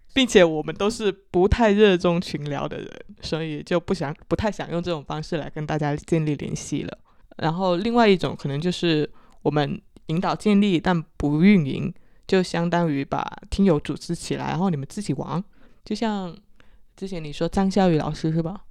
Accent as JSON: {"language": "Chinese", "region": "Guangdong", "country": "China", "accent": "Chaoshan", "said": "我是潮汕口音"}